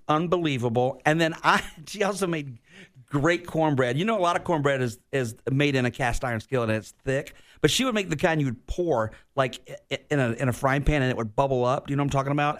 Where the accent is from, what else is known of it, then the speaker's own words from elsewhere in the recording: Florida, United States; also born or lived in Virginia; getting back home to Florida. Like, I was heartbroken that I had to move out of my home state